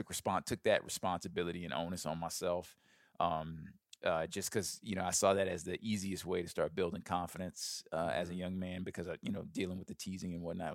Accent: Birmingham, Alabama, United States; So I grew up in Birmingham, Alabama. I was a very overweight kid from a young age

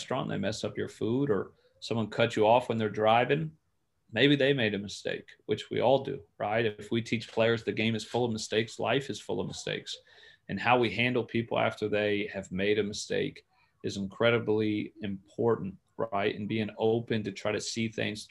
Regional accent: Clearwater, Florida, United States; moved away as an adult; growing up in Clearwater

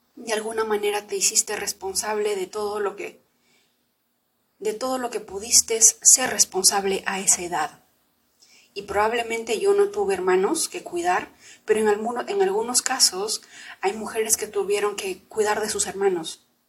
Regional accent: Lima, Peru; also born or lived in Huancayo, Peru; nos fuimos de, de Huancayo, que es donde yo vivía, nos fuimos a la ciudad de Lima.

